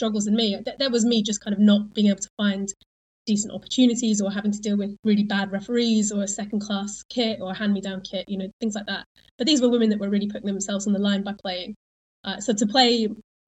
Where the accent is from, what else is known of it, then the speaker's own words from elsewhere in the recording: Isle of Wight, South East England, United Kingdom; I grew up on the Isle of Wight.